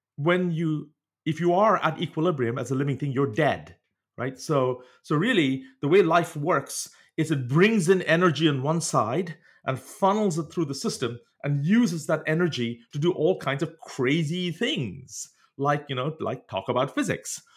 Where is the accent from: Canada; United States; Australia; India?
India; moved away; growing up in India, uh, you didn't have access as much at, in those days to sort of biological laboratories